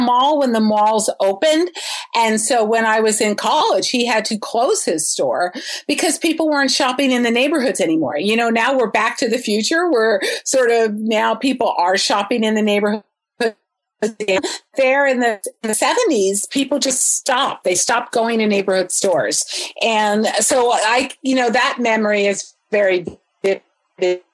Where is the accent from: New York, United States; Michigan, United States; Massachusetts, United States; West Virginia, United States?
New York, United States; Huntington; I grew up on Long Island in Huntington in Suffolk County